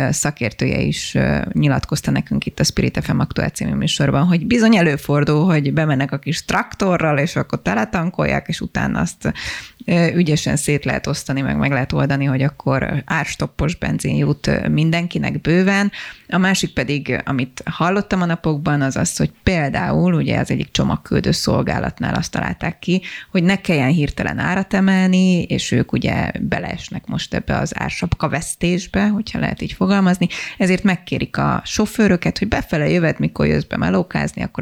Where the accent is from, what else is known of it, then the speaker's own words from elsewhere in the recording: Hungary; de magyarok vagyunk